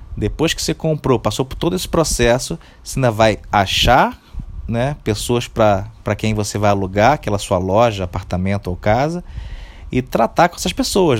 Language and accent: Portuguese; Rio de Janeiro, Brazil; Eu, particularmente, sou do Rio de Janeiro